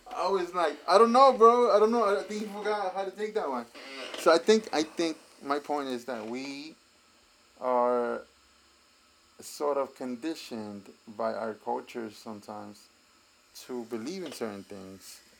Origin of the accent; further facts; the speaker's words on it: New York City, New York, United States; I grew up in Bushwick